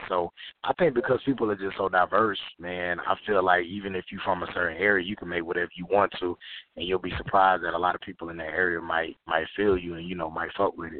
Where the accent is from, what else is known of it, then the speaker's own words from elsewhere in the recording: Florida, United States; I know me, I was born and raised in Florida, so I grew up on a lot of Southern music.